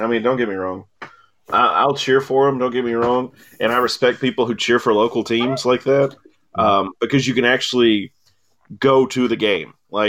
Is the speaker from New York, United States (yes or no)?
no; South Central Kentucky, United States; growing up in South Central Kentucky, being, like, an hour from Nashville during the Steve McNair era